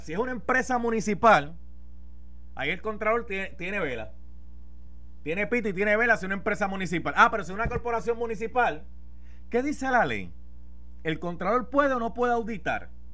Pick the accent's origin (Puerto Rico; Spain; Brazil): Puerto Rico; Carolina; yo soy de Carolina, tierra de gigantes